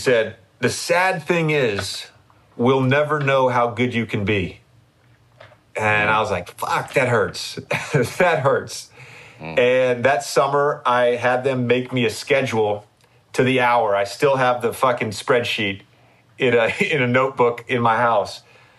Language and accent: English; Virginia, United States; like UVA, and I was from Virginia, so UVA was on me hard